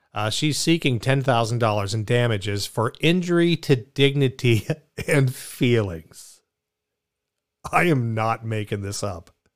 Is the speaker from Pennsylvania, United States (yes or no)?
yes; Pittsburgh, Pennsylvania, United States; I kinda like jag off 'cause I grew up in Pittsburgh